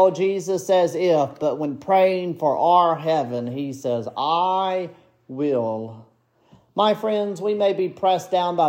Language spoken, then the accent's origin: English; United States; I come from Jones County, where there are two Baptist churches next to each other